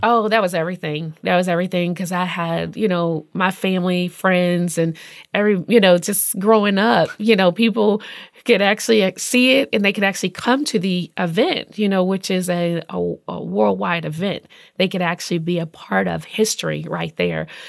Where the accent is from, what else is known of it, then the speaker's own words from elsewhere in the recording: Indianapolis, Indiana, United States; I'm from Indianapolis